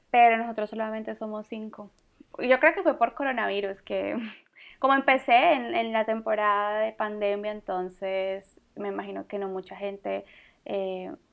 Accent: Colombia; Una es de Suecia y pues yo, que soy colombiana.

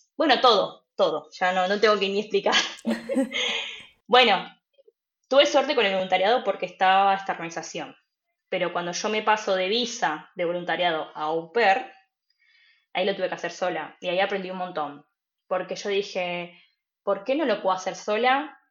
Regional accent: Buenos Aires Province, Argentina; moved away as an adult; also born or lived in Cologne / Berlin / Freiburg; now in Germany; yo soy de Argentina, de Buenos Aires, y hace tres años que estoy viviendo en Alemania

